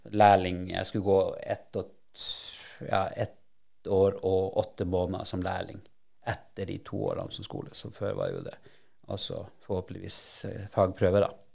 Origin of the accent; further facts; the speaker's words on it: Alta, Finnmark, Norway; moved away; also born or lived in Sandnes; jeg kommer jo fra Bosekopp det er jo Bull som er moderklubben min